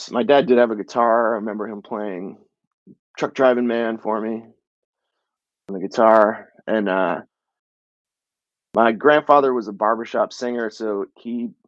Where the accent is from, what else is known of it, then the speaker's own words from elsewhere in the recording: Midcoast Maine, United States; moved away as an adult; also born or lived in New York; I grew up in Maine